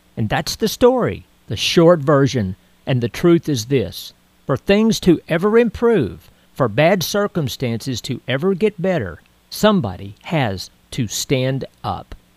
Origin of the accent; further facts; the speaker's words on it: Texas, United States; when I was a kid growing up in Texas